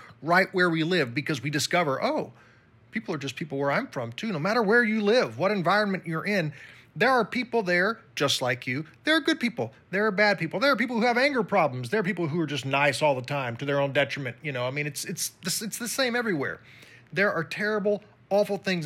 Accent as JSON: {"language": "English", "country": "United States", "said": "I'm from the U.S., but because my skin was pale compared to theirs"}